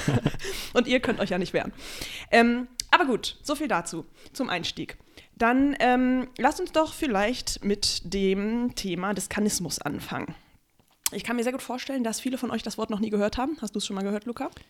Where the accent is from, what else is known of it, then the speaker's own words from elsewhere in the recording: Germany; now in Berlin, Germany; es ist in Eifeld, da, wo ich aufgewachsen bin